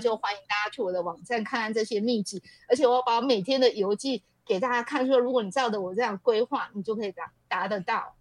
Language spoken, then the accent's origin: Chinese; Taichung, Taiwan; 我是从小在都市台中市长大的人